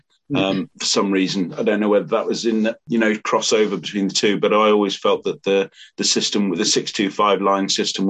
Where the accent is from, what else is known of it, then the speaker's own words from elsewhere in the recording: England, United Kingdom; I was brought up on English TV